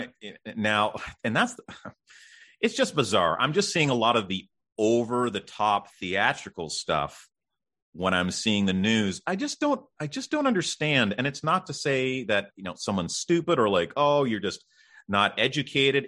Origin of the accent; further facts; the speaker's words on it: Canada; I'm Canadian